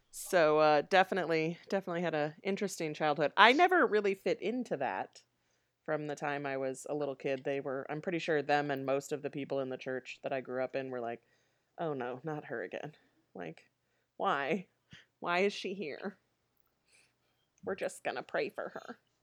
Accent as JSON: {"language": "English", "town": "Aurora", "region": "Illinois", "country": "United States", "tie": "born or raised there", "also_born_or_lived": "Nebraska", "said": "we moved to the Chicago suburbs before I started kindergarten"}